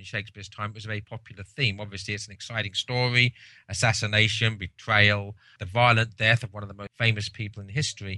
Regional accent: England, United Kingdom; as an Englishman

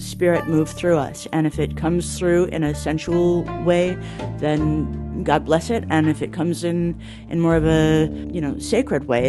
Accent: Toronto, Ontario, Canada; now in United States; I was born in Toronto, Canada

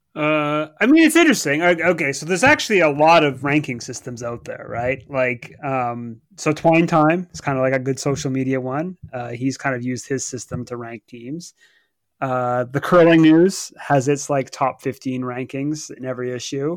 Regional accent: Canada; now in Southampton, United Kingdom; as a Canadian

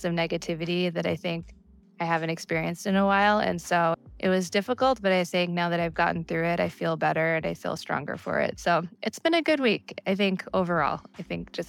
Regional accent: New York, United States; moved away as an adult; now in Seattle, United States; I am originally from New York. I moved to Seattle 5 years ago

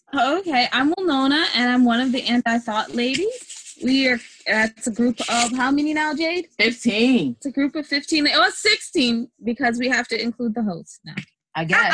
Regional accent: United States; We're American

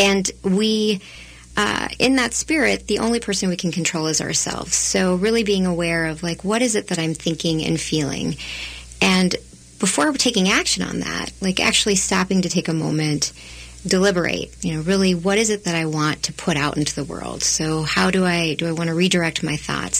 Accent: Texas, United States; now in Minnesota, United States; I grew up in Texas. My parents immigrated from India

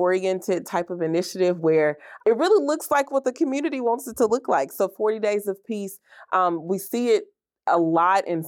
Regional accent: Mississippi, United States; now in Bloomington, United States; I was born and raised in Mississippi

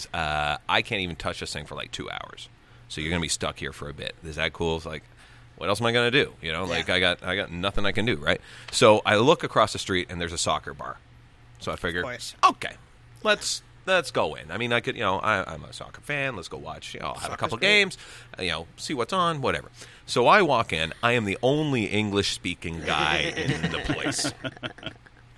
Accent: Gananoque, Ontario, Canada; I'm from fucking Gananoque

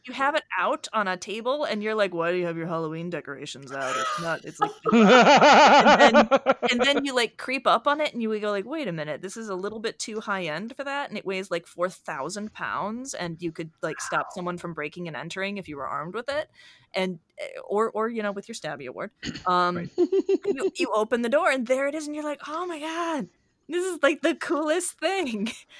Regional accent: Canada; yes, yes, yes, we're Canadian. We're supposed to be the really nice ones.

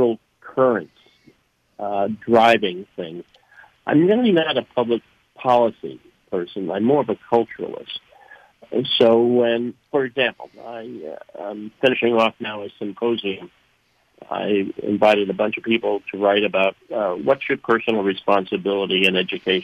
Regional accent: New York City, New York, United States; moved away as an adult; also born or lived in Binghamton, New York; now in Minnesota, United States; I grew up in Queens, in New York, Far Rockaway, near the beach.

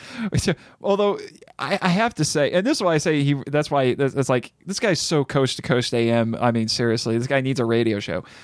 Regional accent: United States; I'm an American

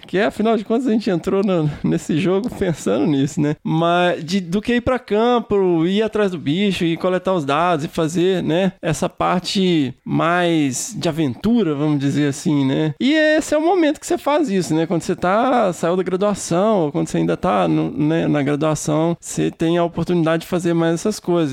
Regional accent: Minas Gerais, Brazil; eu sou mineiro

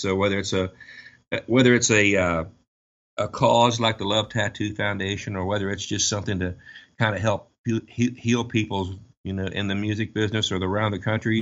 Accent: United States

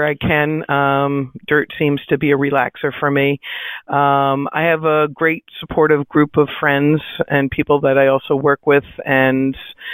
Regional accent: New York, United States; also born or lived in New Hampshire; I'm from New York. Both Ann and I live about 45 minutes north of the city out of Manhattan.

